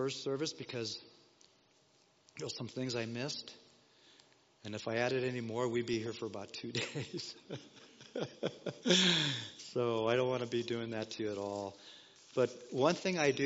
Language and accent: English; Denver, Colorado, United States; also born or lived in Los Angeles, California; Growing up in Denver, Colorado